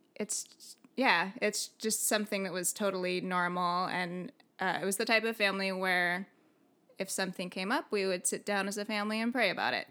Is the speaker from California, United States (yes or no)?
yes; San Diego, California, United States; also born or lived in Belgium; when I was a baby, they came back to San Diego. So I grew up in, like, the East County area